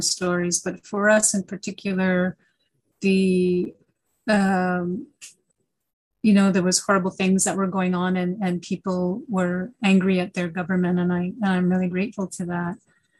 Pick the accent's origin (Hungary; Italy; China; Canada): Canada